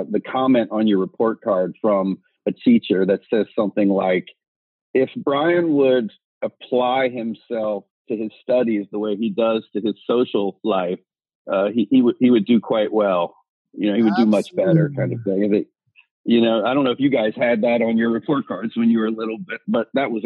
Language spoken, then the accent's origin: English; Washington, District of Columbia, United States; I was born in the district in Washington, D.C. And my dad was in retail, so he moved around quite a bit, but I spent most of my time around 495.